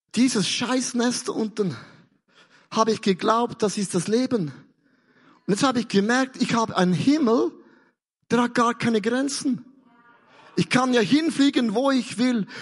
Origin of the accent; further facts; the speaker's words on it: Switzerland; Ich komme ja aus der Schweiz